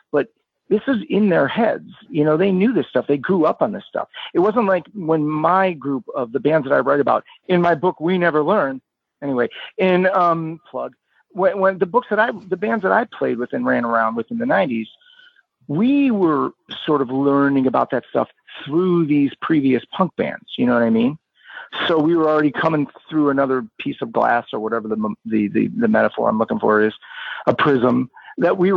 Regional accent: Cleveland, Ohio, United States; growing up in Cleveland

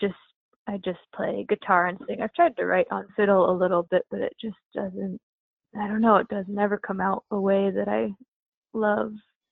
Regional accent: La Conner, Washington, United States; moved away as an adult; now in Portland, United States; I grew up in a small town in northern Washington called LeConnor

